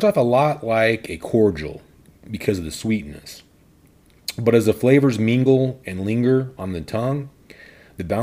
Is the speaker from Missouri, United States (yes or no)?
no; Odessa, Texas, United States; my hometown of Odessa, Texas